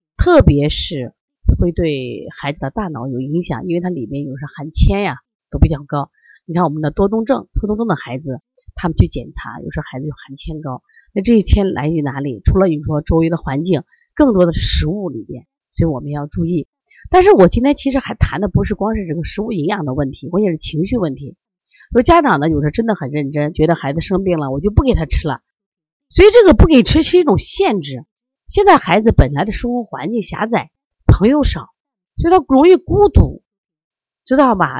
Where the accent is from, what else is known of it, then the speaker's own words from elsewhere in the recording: Shandong, China; 因为我山东人呀，我们家人可能更多的就是吃面吧